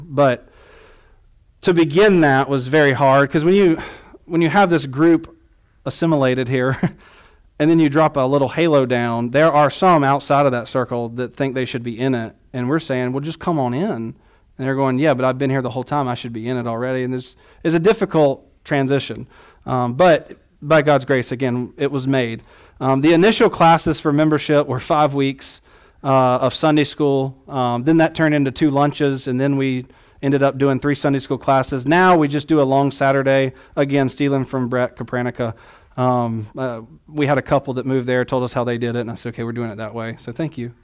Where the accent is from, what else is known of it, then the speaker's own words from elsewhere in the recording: the South, United States; growing up in the South